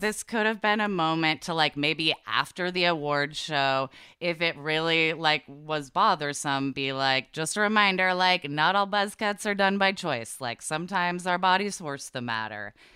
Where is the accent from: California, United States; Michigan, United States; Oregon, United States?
Oregon, United States; Portland; I grew up in Portland, Oregon